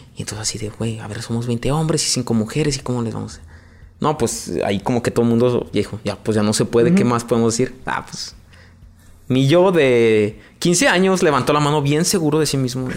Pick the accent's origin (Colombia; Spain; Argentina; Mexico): Mexico; León, Guanajuato; crecí en un barrio muy famoso aquí en León